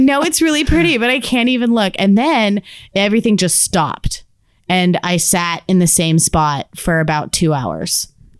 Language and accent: English; Texas, United States; I'm from Texas.